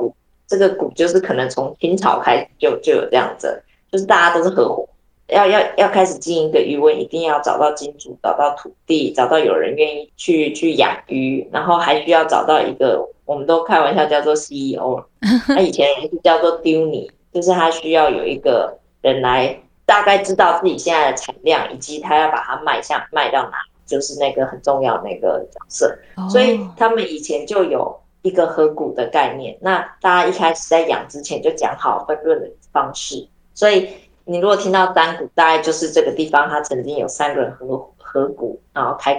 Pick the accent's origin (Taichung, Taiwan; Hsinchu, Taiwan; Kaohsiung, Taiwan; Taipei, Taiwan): Taichung, Taiwan; now in Tainan, Taiwan; 我台中市，以前的台中市，哦、嗯，